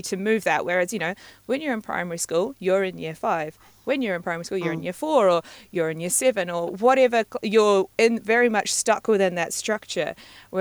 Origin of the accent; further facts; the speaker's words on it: New Zealand; moved away as an adult; also born or lived in Madagascar / Scotland / London; growing up in New Zealand